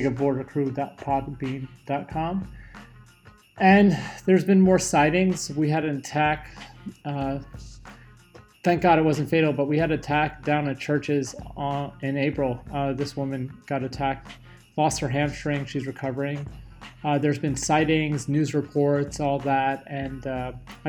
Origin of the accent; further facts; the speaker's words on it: New York, United States; growing up in New York